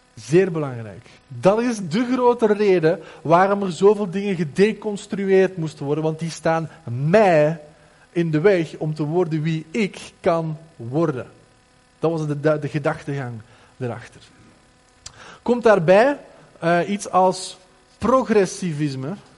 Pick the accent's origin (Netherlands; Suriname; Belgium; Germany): Belgium; Flanders; bij ons in Vlaanderen